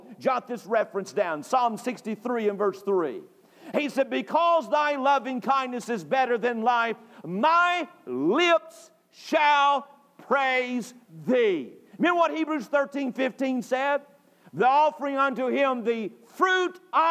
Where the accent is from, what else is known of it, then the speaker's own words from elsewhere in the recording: North Carolina, United States; moved away; I grew up in North Carolina